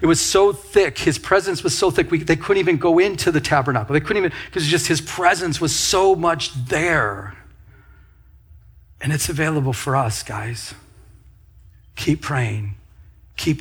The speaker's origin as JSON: {"language": "English", "region": "Michigan", "country": "United States", "moved": "yes", "said": "I'm from Michigan"}